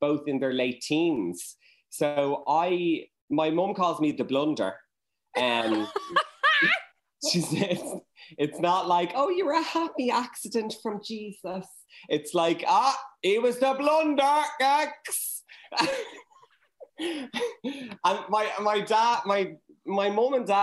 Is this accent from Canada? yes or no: no; Dublin, Leinster, Ireland; I'm from Churchtown